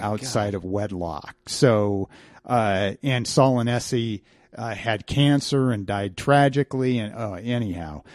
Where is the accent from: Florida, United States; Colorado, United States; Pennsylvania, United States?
Colorado, United States; Grand Junction; also born or lived in Denver, Colorado; Grand Junction, which is my hometown